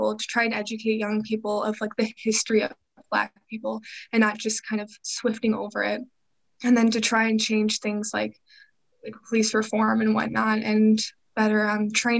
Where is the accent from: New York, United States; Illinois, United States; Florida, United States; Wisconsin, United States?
Illinois, United States; Chicago; I am from the Chicagoland area and I'm still currently living there